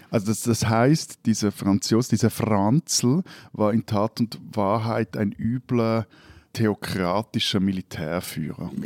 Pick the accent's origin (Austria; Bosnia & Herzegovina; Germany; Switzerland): Switzerland